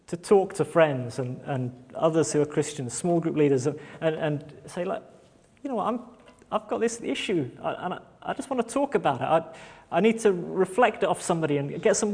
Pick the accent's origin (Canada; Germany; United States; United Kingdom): United Kingdom; We're very British like